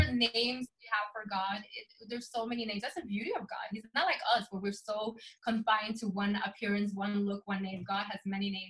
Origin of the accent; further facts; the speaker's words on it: Sweden; English is a second language; also born or lived in England; now in Orlando, United States; So actually, I'm from Sweden. Uh, my mom is Dominican. My dad is Swedish. I grew up in Sweden. Um, we ended up moving to England to go to school, and then I moved to America in the year 2000.